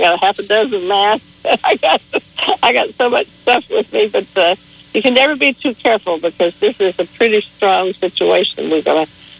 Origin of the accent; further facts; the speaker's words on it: Dalton, Georgia, United States; Well, I'm from Dalton, Georgia, but I'm in Indianapolis.